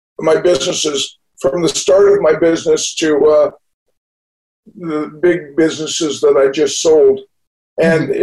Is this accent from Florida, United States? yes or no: no; Newport Beach, California, United States; also born or lived in Winnipeg, Manitoba, Canada; I grew up in Newport Beach. I moved down from Winnipeg, Manitoba. And when I was 14, when I was 3 years old, my family moved